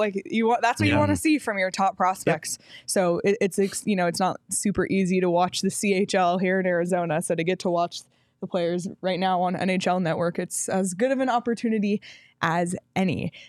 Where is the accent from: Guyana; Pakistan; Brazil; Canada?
Canada; as a Canadian, like I used to spend all my Christmases in Canada